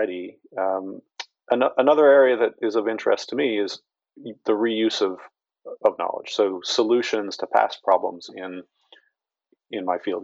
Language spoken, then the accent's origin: English; Baltimore, Maryland, United States; I'm from Baltimore, or that's my home, and so Baltimore City and the schools have been hit again and again